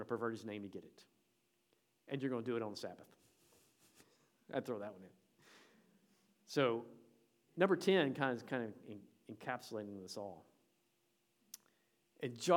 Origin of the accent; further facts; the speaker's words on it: Tennessee, United States; I'm from Tennessee